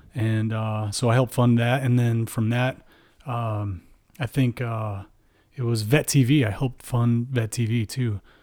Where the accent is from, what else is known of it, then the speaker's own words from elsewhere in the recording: Midwest, United States; we're from the Midwest